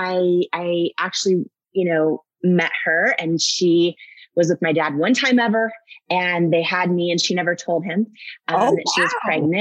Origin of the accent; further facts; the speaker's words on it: Washington, United States; also born or lived in Northern California; I was born in Northern California. Okay. And I grew up in Washington State thought I knew where I was from in my late 20s, found out I was adopted by surprise.